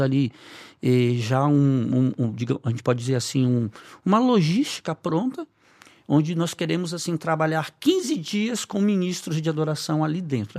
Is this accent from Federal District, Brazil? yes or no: no; Belém, Pará, Brazil; moved away; eu morava ainda em Belém, que é minha cidade natal